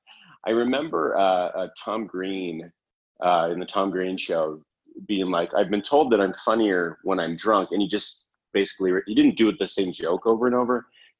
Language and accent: English; Canada; It's like I'm from Canada. And so our accent is, you know, the stereotypical accent is very like, oh, hey, you know, oh, mm-hmm.